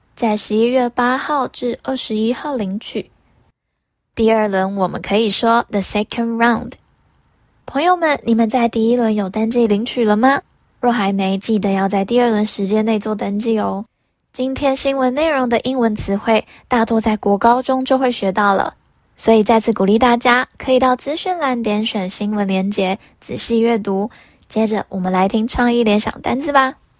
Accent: Taiwan; 跟我们台湾人最相关的五倍券英文

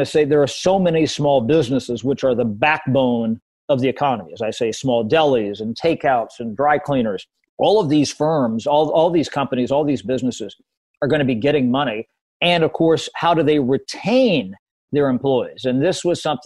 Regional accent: Southwest Ohio, United States; I'm from Southwest Ohio.

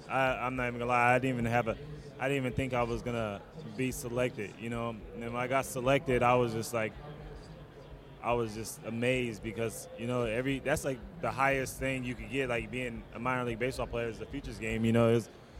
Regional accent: Las Vegas, Nevada, United States; Las Vegas.

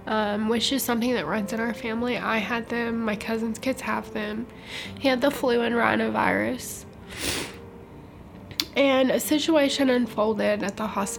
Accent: Nashville, Tennessee, United States; also born or lived in Portsmouth, New Hampshire; My mom's family is from Alabama, so we moved to Nashville when I was four

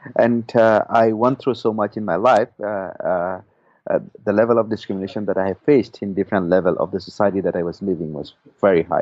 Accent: Rakhine State, Myanmar; I myself is a Rohingya first and foremost, and I come from Rakhine State originally

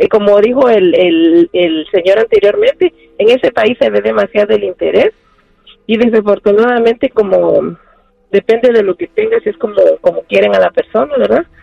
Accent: Mexico; No, yo soy mexicana y no soy interesada.

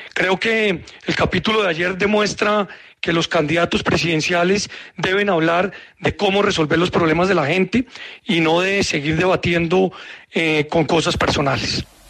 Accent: Colombia; Como muchos colombianos, estoy convencido

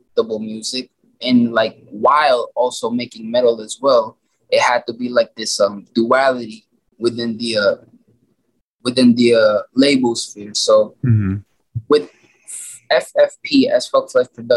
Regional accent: Olongapo, Central Luzon, Philippines; now in Las Vegas, United States; my hometown, Alangapo City, where I was born and raised here in the Philippines.

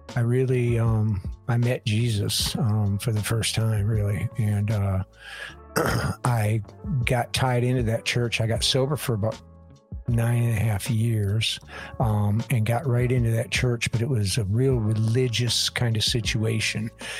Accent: Michigan, United States; moved away; I'm from Michigan originally.

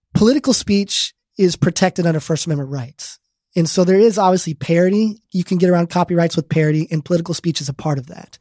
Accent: Arizona, United States; I grew up in Arizona.

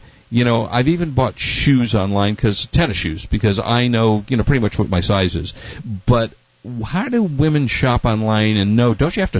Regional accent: Chicago, Illinois, United States; now in Los Angeles, United States; And I happen to come from Chicago.

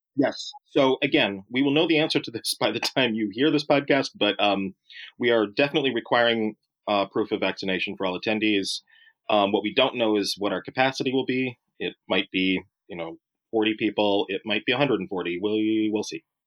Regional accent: Oregon, United States; I grew up in Oregon

